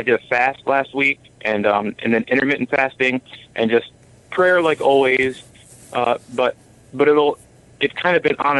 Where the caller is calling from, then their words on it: New York, United States; New York.